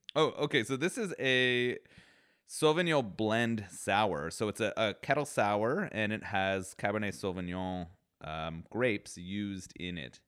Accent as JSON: {"language": "English", "country": "Canada", "said": "as a Canadian"}